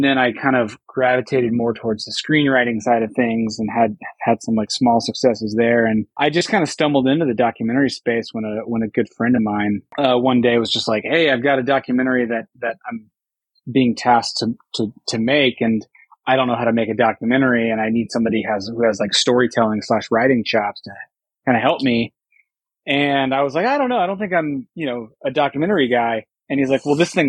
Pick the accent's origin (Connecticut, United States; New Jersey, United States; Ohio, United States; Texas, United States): Texas, United States; I grew up in Texas, and as a child of the 80s and 90s